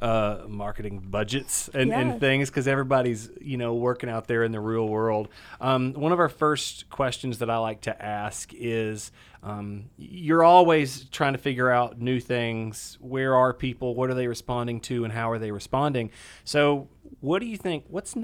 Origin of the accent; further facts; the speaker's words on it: Sevierville, Tennessee, United States; I grew up in Sevierville.